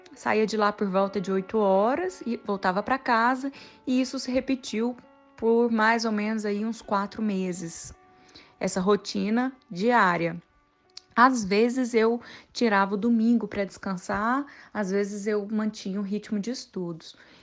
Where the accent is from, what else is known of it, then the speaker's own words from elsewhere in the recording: interior of Minas Gerais, Brazil; also born or lived in Viçosa; eu venho de um, uma região do interior de Minas Gerais, uma cidade pequenininha, com quinze mil habitantes